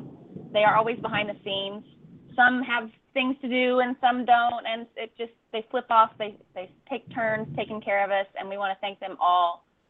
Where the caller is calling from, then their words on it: Costa Rica; We got a big thunderstorm rolling through here, ladies, you know, and I'm calling from Costa Rica, so you just never know